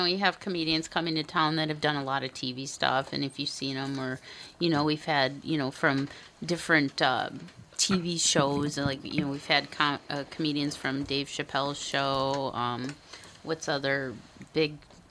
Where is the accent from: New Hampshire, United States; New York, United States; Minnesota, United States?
Minnesota, United States; I'm a Minnesotan.